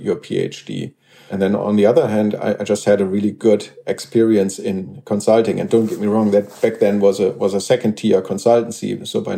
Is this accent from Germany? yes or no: yes; Germany; I grew up in Germany, and that's also where I went to school